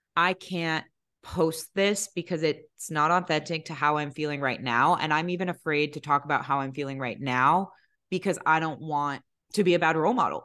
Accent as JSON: {"language": "English", "region": "Maryland", "country": "United States", "tie": "born or raised there", "said": "My parents are Lebanese. They were both born and raised in Lebanon, um, but, you know, got married here, had us here"}